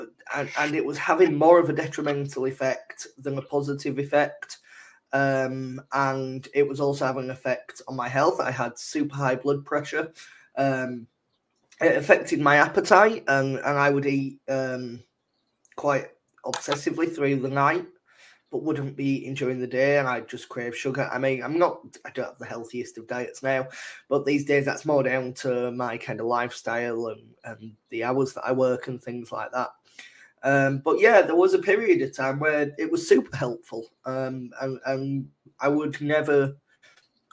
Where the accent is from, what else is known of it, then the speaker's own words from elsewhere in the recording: Leeds, Yorkshire and the Humber, United Kingdom; I'm from Leeds.